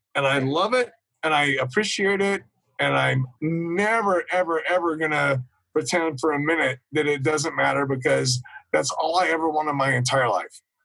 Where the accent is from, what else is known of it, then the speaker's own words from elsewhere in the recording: Topeka, Kansas, United States; I grew up in Topeka, Kansas, which is right in the middle of the country